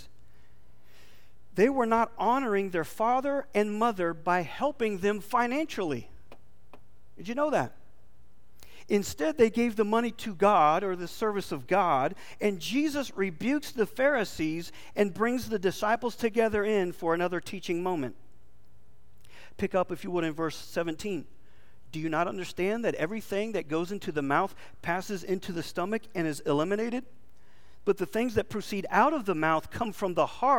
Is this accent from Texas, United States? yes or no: yes; Texas, United States; we're from Texas.